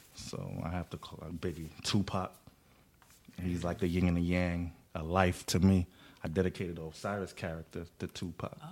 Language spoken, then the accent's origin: English; New York City, New York, United States; Growing up in Flatbush